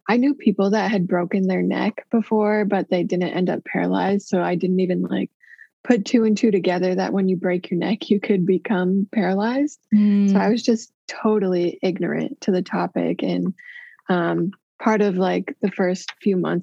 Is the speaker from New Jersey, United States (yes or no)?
no; Des Moines, Iowa, United States; I was born in Iowa City, Iowa, and around age 6, I moved to Des Moines.